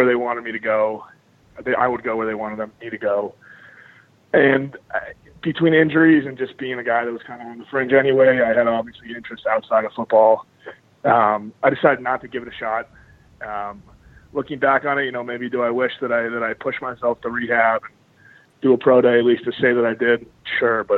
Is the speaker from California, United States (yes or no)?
no; Sudbury, Massachusetts, United States; moved away as an adult; also born or lived in Evanston, Illinois; I'm from the Boston area originally. I grew up in Sudbury. It's like a suburb about 30 minutes west of the city.